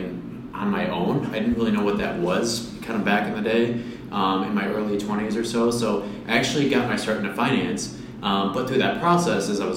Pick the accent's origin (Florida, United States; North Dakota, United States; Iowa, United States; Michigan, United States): Michigan, United States; growing up in Michigan, we've kind of become Beer City in Grand Rapids